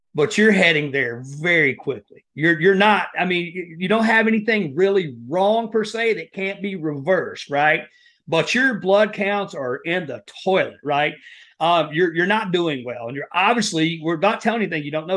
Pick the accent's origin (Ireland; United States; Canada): United States; Appalachia, Southeast Kentucky; moved away; I grew up in Appalachia, uh, you know, that Southeast Kentucky area right there in the, the coal mining country